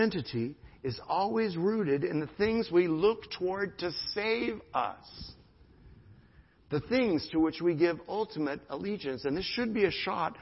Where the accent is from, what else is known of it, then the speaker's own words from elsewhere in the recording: United States; I am an American, my nationality